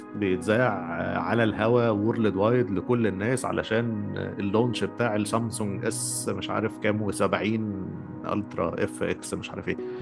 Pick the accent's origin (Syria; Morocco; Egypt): Egypt; moved away; انا مصري وانت مصري واحنا في مصر